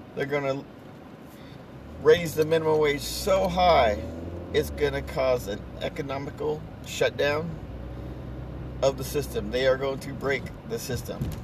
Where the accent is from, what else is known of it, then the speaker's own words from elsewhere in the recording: United States; I, as an American